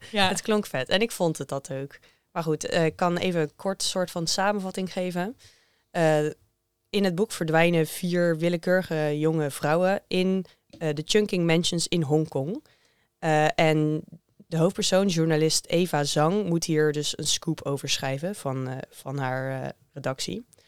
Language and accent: Dutch; Netherlands; voor mij als Nederlander